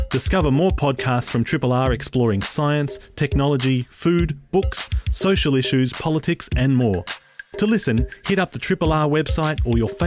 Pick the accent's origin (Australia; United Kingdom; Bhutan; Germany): Australia; as an Australian nation, we're probably closer connected to the British